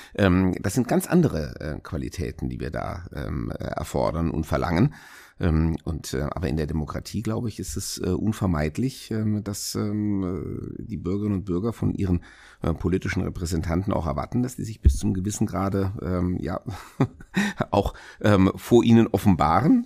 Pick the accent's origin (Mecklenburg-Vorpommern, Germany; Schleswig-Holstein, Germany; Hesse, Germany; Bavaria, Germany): Hesse, Germany; in Hessen oder natürlich äh, in meinem eigenen Wahlkreis, in meiner Heimatstadt